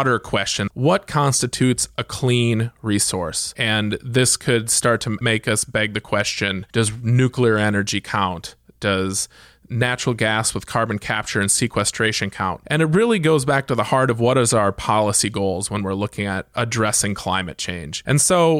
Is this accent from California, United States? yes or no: no; Iowa, United States; my home state, the state of Iowa